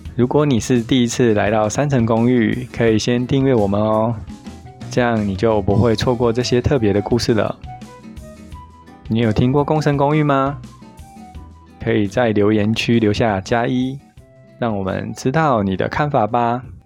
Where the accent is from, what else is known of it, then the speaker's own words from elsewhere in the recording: Taiwan; 我们台湾人